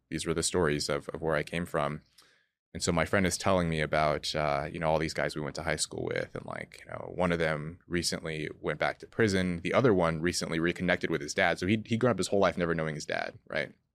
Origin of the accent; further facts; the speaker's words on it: California, United States; where I grew up in California